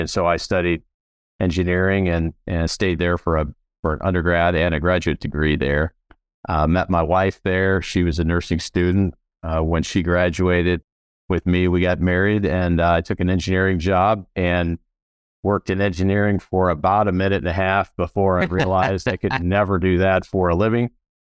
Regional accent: Chicago, Illinois, United States; now in Charlotte, United States; I grew up in South Chicago. I was the youngest son of Christian parents.

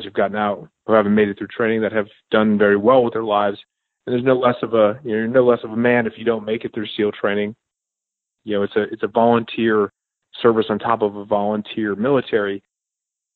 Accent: Connecticut, United States; moved away as an adult; also born or lived in Virginia; I grew up in Connecticut in a very small town

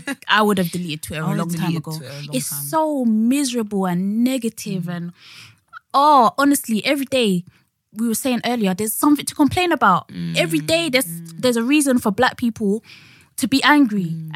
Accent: Jamaica; also born or lived in Barbados; I'm from Jamaica and Barbados. Of course, my ancestors are from Africa.

